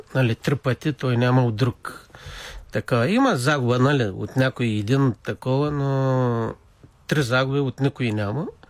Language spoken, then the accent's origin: Bulgarian; Rakovski, Plovdiv Province, Bulgaria; роден съм в град Раковски, 1960 година.